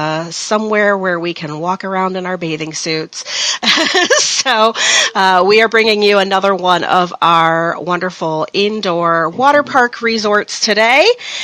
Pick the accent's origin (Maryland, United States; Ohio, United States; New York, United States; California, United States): Ohio, United States; Norwalk; I'm from Norwalk, which is south of Sandusky, but you always come to Sandusky to do things, right?